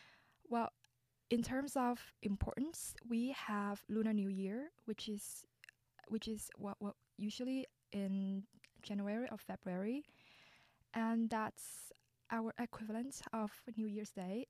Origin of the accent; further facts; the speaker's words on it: Vietnam; now in Canada; I'm actually an international student from Vietnam.